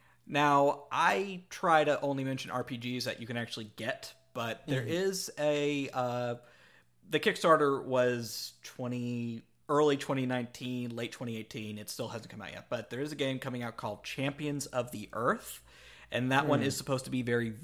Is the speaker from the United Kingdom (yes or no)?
no; Canada; we're Canadian, eh? We don't need money.